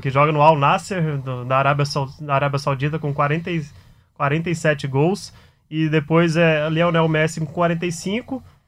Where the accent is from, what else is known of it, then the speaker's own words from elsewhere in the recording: Goiás, Brazil; moved away; eu sou, sou goiano